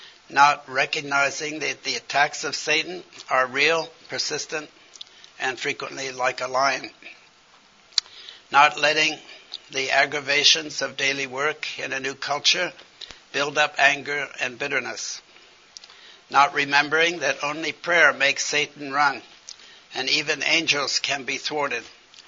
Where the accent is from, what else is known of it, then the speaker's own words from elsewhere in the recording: China; As I grew up in China, because my father was a missionary surgeon with the China in the mission, Hudson Taylor's mission, I thought only of China.